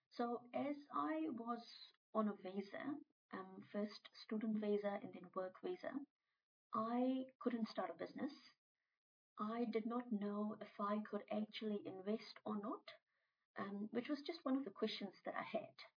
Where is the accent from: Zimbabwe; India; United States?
India; moved away as an adult; now in New Zealand; when I was 24 years old, I moved from India to New Zealand as an international student